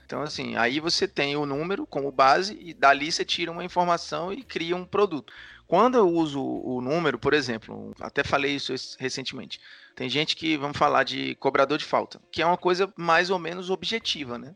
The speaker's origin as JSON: {"language": "Portuguese", "town": "Fortaleza", "region": "Ceará", "country": "Brazil", "tie": "born or raised there", "moved": "yes", "said": "eu venho de Fortaleza. Eu nunca tive contato com o handball na minha escola"}